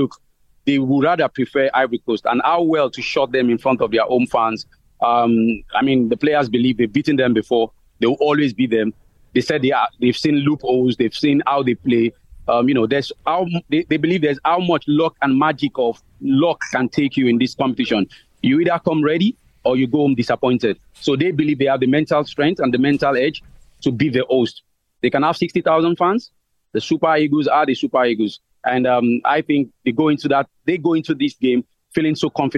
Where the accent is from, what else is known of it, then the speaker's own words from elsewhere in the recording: Nigeria; As a Nigerian